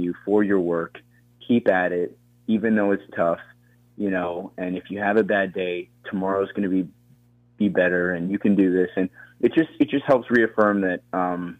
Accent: Colorado, United States; also born or lived in Florida; So I grew up in Colorado

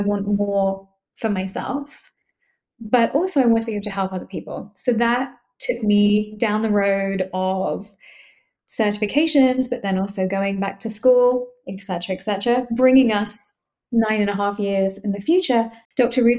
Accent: London, United Kingdom; moved away as an adult; now in Boston, United States; I'm originally from London, but I've lived in Boston for the last 9.5 years.

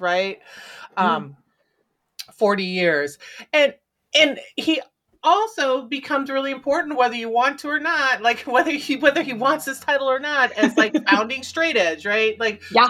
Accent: Midwest, United States; moved away; also born or lived in Philadelphia, Pennsylvania; I grew up in the Midwest, but I lived in Philly for a long time

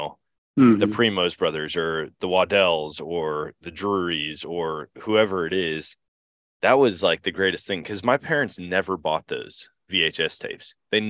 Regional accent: Eau Claire, Wisconsin, United States; So I grew up in Wisconsin or in Eau Claire.

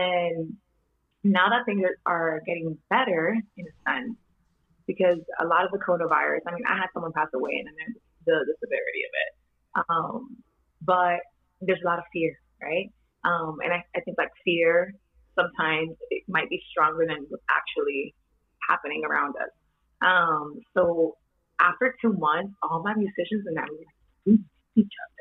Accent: New York City, New York, United States; also born or lived in Dominican Republic; I'm Dominican. I was born and partly raised there. Most of my life I spent it here in Washington Heights.

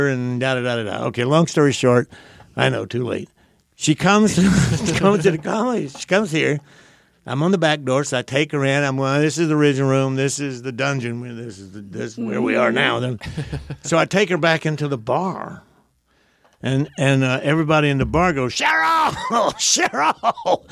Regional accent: the South, United States; I was raised in the South

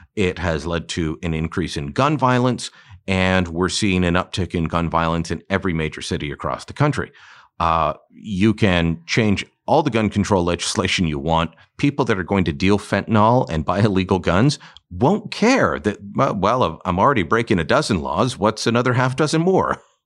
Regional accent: Canada

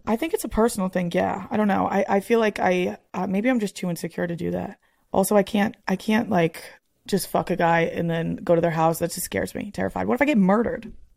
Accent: Northeast, United States; I'm literally like from the Northeast

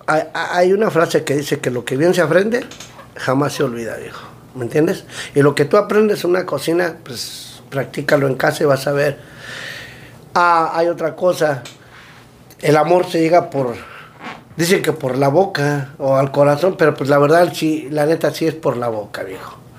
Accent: Mexico City, Mexico; now in United States; de la Ciudad de México, del DF. Pero cuidado, eh, no somos chilangos, somos capitalinos.

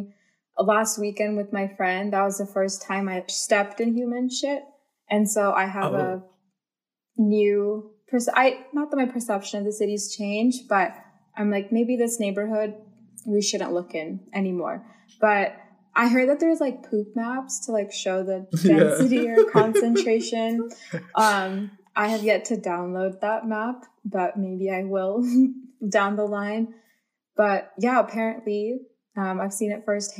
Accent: Bay Area, California, United States; also born or lived in Central Valley, California; I have lived in the Bay Area all my life

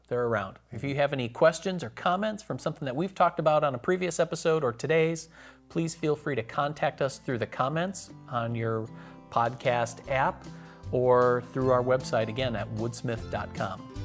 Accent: Wisconsin, United States; moved away; Wisconsin, my home state

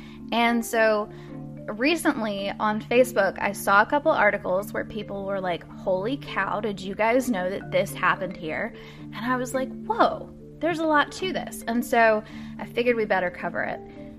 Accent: Louisville, Kentucky, United States; I'm taking us back to Louisville, my hometown

